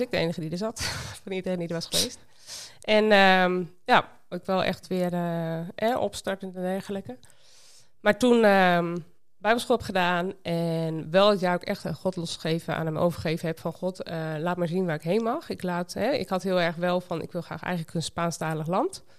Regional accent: Sleen, Drenthe, Netherlands; moved away as an adult; also born or lived in Winschoten; now in Costa Rica; Ik ben in Winschoten geboren, dus toch echt een Noordeling. Maar op mijn tweede ben ik verhuisd naar Sleen, een dorpje bij Emmen

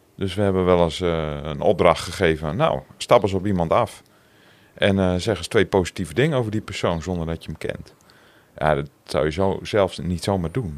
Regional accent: Zandeweer, Groningen, Netherlands; accent: Gronings; moved away as an adult; also born or lived in Appingedam / Roden; now in Assen, Netherlands; Geboren in Appingedam, getogen in Zanderweer

